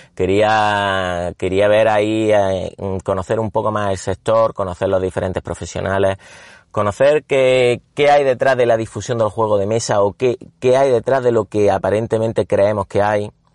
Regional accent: Córdoba, Andalusia, Spain; yo era cordobés, bueno, soy cordobés

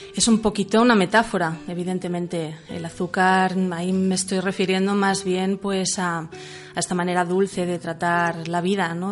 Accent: Manresa, Catalonia, Spain; soy de Barcelona, de Manresa concretamente

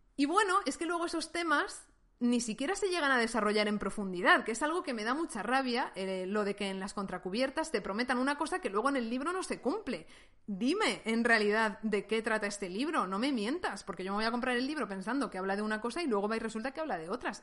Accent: Valencian Community, Spain; España, que es un país que conozco mejor porque he nacido y he crecido aquí

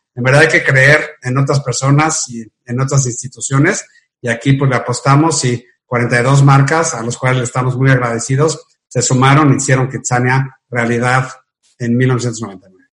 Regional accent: Mexico; soy orgullosamente mexicano

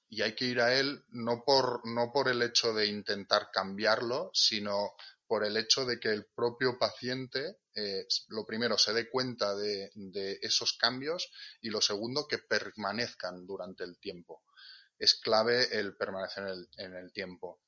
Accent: Catalonia, Spain; moved away as an adult; now in Asturias, Spain; yo nací en Cataluña, de hecho me formé allí en, la Ramón Llull, en Blanquerna

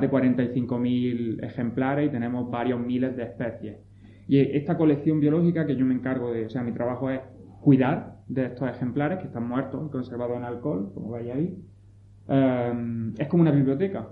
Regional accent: Pinos Puente, Andalusia, Spain; moved away; Soy de Pino

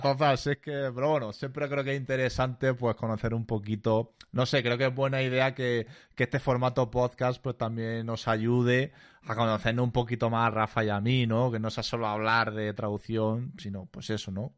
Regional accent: Almería, Andalusia, Spain; accent: andaluz; moved away as an adult; also born or lived in Granada / Dublin; yo soy de Almería

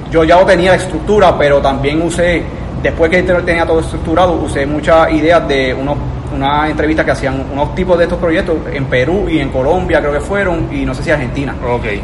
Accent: Coamo, Puerto Rico; Sí, soy de Coamo.

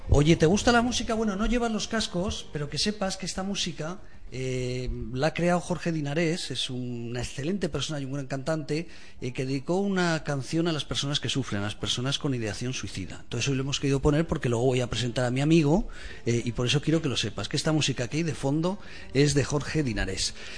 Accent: Aragon, Spain; Aragón, mi tierra

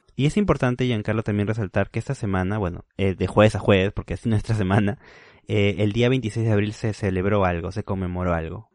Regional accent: Huaral, Lima, Peru; moved away; soy de Guaral. Guaral, para los que no conocen o todavía no saben de dónde soy, está a dos horas y media de Lima

